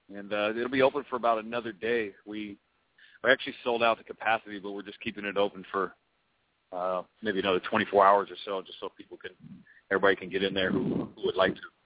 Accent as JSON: {"language": "English", "region": "Oregon", "country": "United States", "said": "my home state. They came to Oregon."}